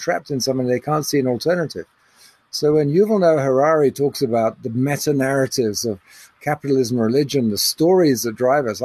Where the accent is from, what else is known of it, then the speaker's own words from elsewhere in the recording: England, United Kingdom; now in South Africa; I was brought up in England